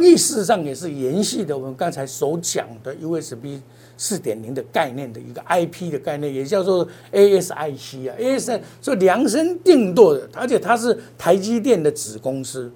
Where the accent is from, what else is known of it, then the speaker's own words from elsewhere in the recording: Taiwan; 我们台湾人